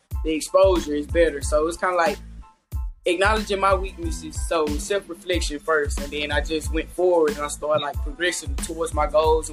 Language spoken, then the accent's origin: English; Shreveport, Louisiana, United States; moved away as an adult; now in Atlanta, United States; I'm from Shreveport, Louisiana. Small town